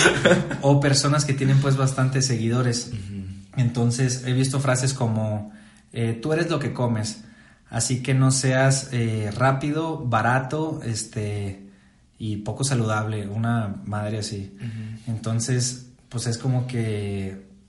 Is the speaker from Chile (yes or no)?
no; Saltillo, Coahuila, Mexico; also born or lived in Morelia; soy de Saltillo, Coahuila, México.